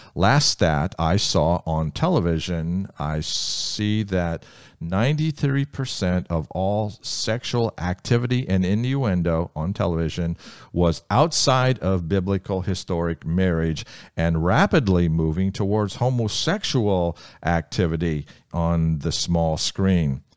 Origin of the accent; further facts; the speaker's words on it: Ohio, United States; Ohio, my home state